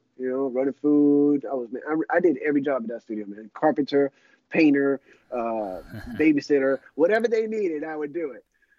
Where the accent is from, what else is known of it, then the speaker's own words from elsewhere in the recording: Miami, Florida, United States; South Florida, Miami.